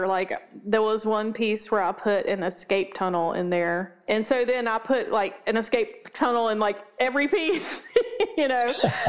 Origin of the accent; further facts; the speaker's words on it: the South, United States; Yeah, we're pretty Southern.